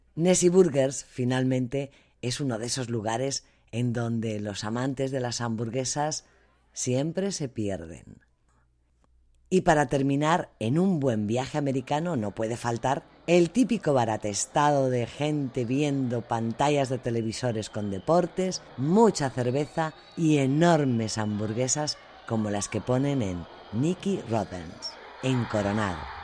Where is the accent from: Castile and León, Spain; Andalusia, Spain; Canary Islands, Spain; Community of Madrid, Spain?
Community of Madrid, Spain; Madrid; moved away as an adult; now in United States; soy de Madrid. Y por supuesto que como española